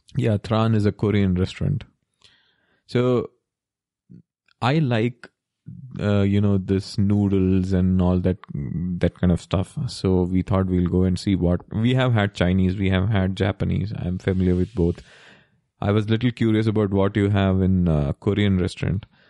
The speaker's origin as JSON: {"language": "English", "region": "Kerala", "country": "India", "said": "we are from Kerala"}